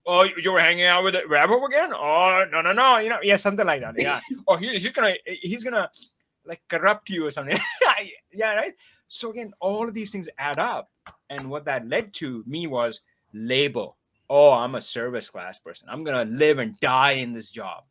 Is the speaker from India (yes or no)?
yes; India; moved away; I grew up in India